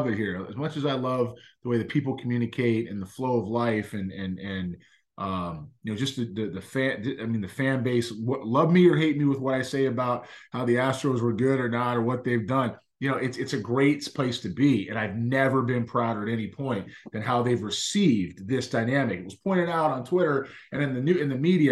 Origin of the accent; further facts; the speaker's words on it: Los Angeles, California, United States; moved away as an adult; also born or lived in Boston; now in Houston, United States; I grew up in Los Angeles